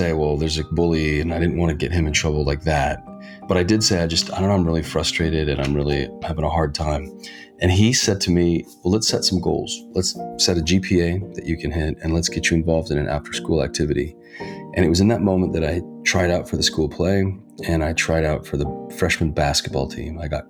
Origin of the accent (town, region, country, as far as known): Reno, Nevada, United States; born or raised there; now in Hollywood, United States